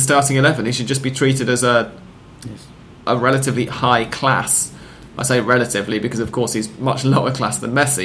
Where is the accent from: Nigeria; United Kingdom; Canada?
United Kingdom; England; I'm English